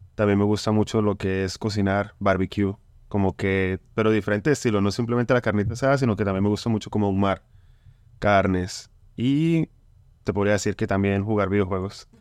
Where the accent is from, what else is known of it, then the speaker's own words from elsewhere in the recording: Bucaramanga, Santander, Colombia; moved away; somos de Colombia, yo soy de Bucaramanga